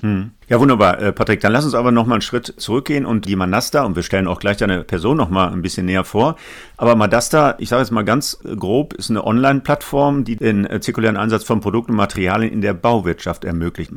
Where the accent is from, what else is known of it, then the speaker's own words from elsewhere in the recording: Essen, North Rhine-Westphalia, Germany; In meiner Heimatstadt Essen